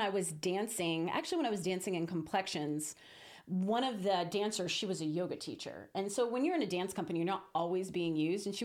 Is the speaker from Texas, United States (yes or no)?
yes; Houston, Texas, United States; moved away as an adult; also born or lived in St. Thomas, U.S. Virgin Islands / Oklahoma / New York; now in Las Vegas, United States; I actually grew up in Houston, Texas